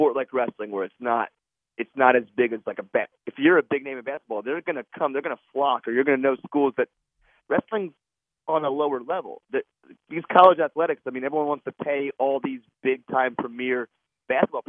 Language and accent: English; Holmdel, New Jersey, United States; I grew up in Homedale.